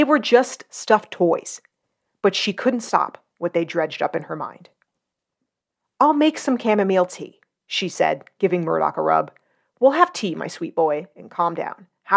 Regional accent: New Jersey, United States; I'm from North Jersey and grew up a tomboy

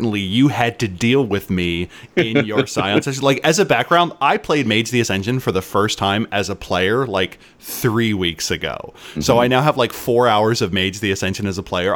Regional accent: Philadelphia, Pennsylvania, United States; I am from Philadelphia

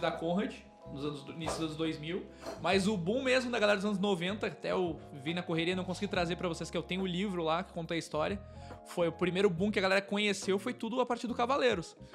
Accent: Pelotas, Rio Grande do Sul, Brazil; also born or lived in São Paulo / Porto Alegre; sou natural daqui de Pelotas

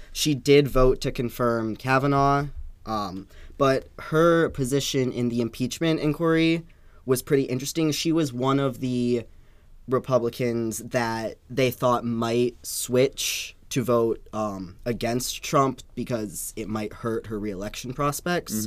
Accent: Michigan, United States; Michigan, which is my home state

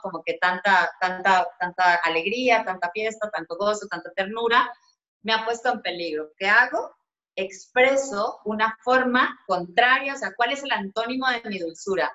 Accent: Colombia; yo soy una mujer colombiana

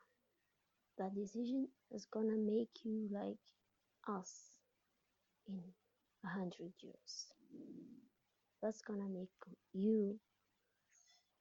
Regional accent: Algeria; I'm an atheist from Algeria.

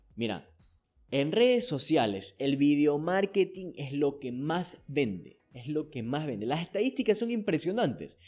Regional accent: Ecuador; aquí en mi país, en Ecuador

